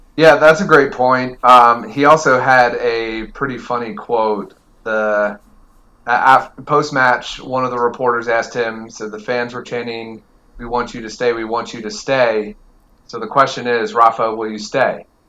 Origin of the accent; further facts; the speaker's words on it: Las Vegas, Nevada, United States; my hometown in Vegas